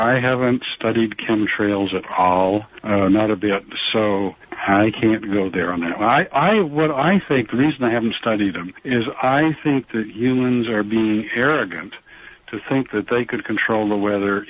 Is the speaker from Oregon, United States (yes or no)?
no; Vermont, United States; I grew up in Vermont, so not too far away from you. And as I was growing up, there were absolutely no moose in Vermont